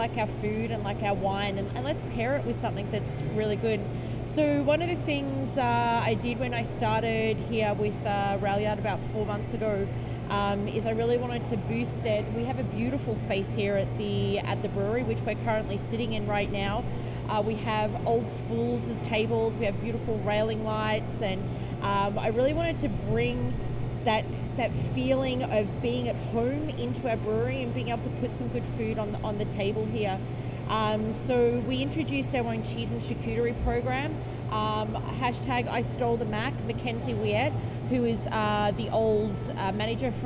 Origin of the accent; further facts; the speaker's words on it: Australia; moved away; I come from a background, I'm Australian